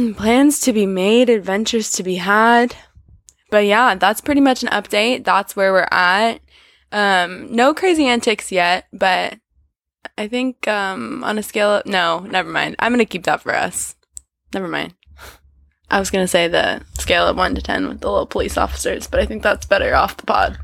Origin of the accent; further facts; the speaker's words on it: United States; We are clearly American